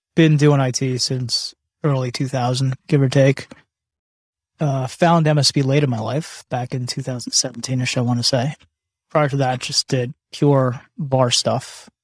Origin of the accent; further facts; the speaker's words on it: Canada; I was born in Canada